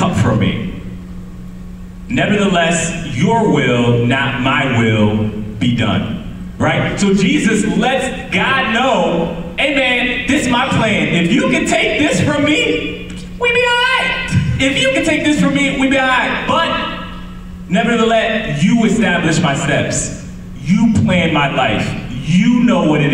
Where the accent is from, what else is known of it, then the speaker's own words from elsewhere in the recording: Connecticut, United States; moved away; I'm from Connecticut